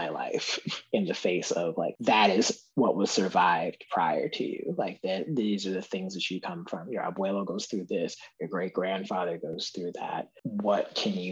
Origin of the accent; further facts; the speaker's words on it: the American North, United States; now in Mississippi, United States; being a Northerner who like travels and like travels to and lives in the American South